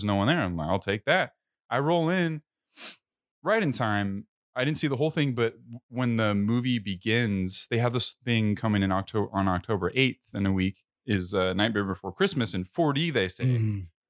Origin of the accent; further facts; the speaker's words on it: California, United States; I'm from California.